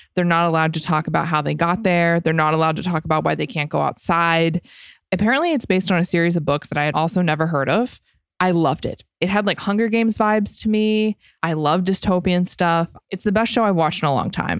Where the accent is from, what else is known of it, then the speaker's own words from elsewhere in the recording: Florida, United States; I grew up in Florida